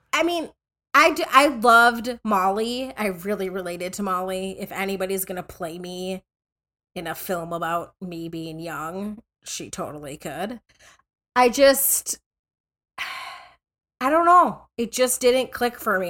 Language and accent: English; Minnesota, United States; I grew up in Minnesota